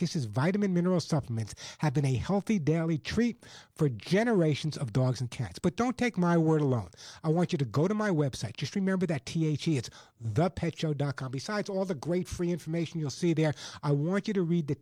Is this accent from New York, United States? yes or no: yes; Oceanside, New York, United States; moved away; I grew up on Long Island and Oceanside